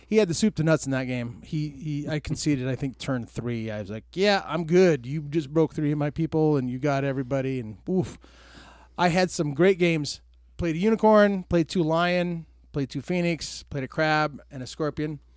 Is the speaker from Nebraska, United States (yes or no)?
no; Tucson, Arizona, United States; I was born and, born and raised in Tucson